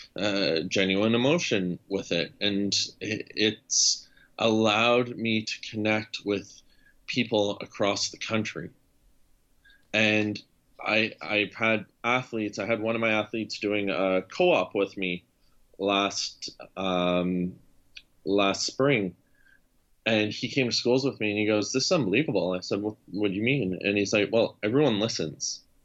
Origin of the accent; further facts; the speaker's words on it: Sudbury, Ontario, Canada; my hometown of Sudbury, Ontario